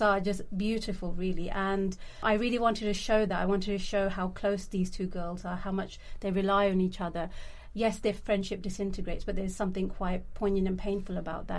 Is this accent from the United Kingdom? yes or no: yes; London, United Kingdom; I grew up in London. I I've seen different parts of London in different kind of ways. I've come from a really working class uh, background and grew up in East London